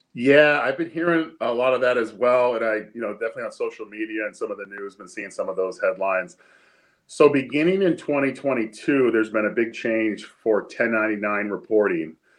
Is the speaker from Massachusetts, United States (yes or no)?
yes; Easthampton, Massachusetts, United States; I grew up in East Hampton and uh, live there right now with my wife